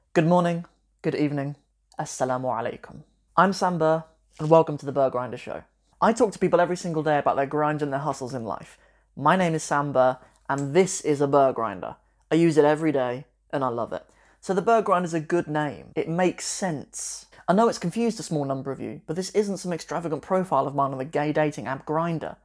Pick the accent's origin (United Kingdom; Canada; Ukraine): United Kingdom; Long Buckby, East Midlands; also born or lived in Northampton; I grew up in this sort of working class town. I mean, it's, it's a working class, uh, larger village. It's not really a town actually, called Long Buckby in the East Midlands in Northamptonshire.